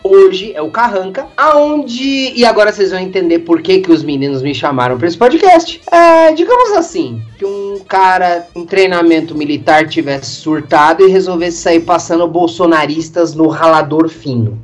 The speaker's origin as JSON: {"language": "Portuguese", "region": "São Paulo", "country": "Brazil", "said": "eu sou de São Paulo"}